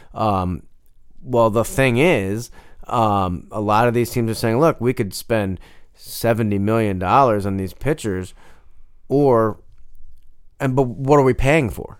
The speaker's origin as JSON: {"language": "English", "town": "Denver", "region": "Colorado", "country": "United States", "said": "I wasn't just some guy from Denver. I was some guy from Denver that liked toasted ravioli"}